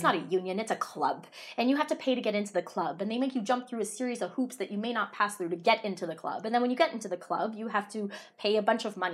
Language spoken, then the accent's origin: English; Toronto, Ontario, Canada; I'm from Toronto